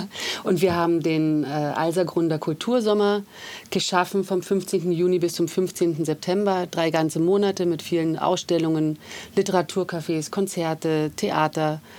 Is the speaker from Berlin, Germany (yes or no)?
yes; Berlin, Germany; now in Vienna, Austria; bin ursprünglich aus Berlin und seit 10 Jahren in Wien